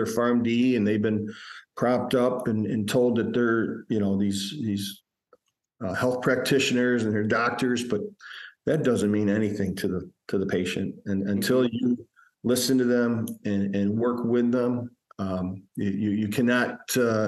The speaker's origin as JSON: {"language": "English", "town": "Fulton", "region": "New York", "country": "United States", "tie": "born or raised there", "said": "practicing in my hometown where I grew up"}